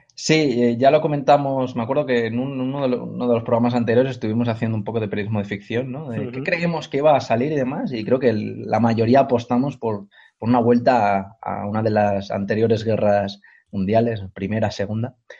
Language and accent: Spanish; Cornellà de Llobregat, Catalonia, Spain; yo soy de Cornellá de Llobregat, de Cataluña